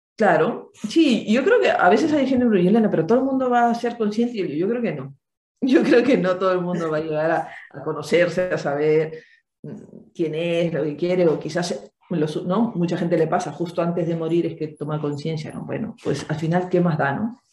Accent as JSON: {"language": "Spanish", "country": "Peru", "said": "Yo soy de Perú"}